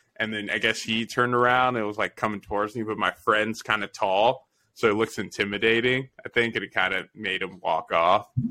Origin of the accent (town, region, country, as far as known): Las Vegas, Nevada, United States; born or raised there